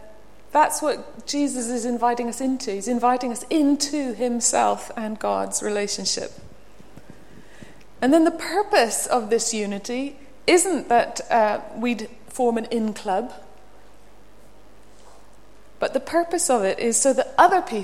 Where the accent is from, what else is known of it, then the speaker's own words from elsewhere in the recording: Belfast, Northern Ireland, United Kingdom; moved away; I come from Belfast, Northern Ireland, and there's a street called the Newton Ards Road. We lived up near the top of it, had to come down it to go to art college